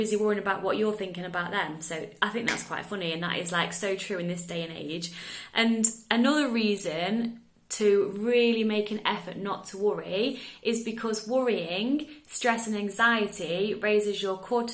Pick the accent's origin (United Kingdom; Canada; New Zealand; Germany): United Kingdom; England; now in Netherlands; I live in the Netherlands, I'm English